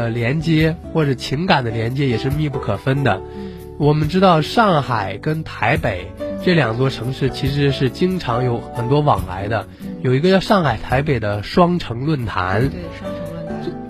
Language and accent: Chinese; Fujian, China; 啊、呃，就是闽南歌嘛，台湾人非常爱唱，我福建人也也很爱唱。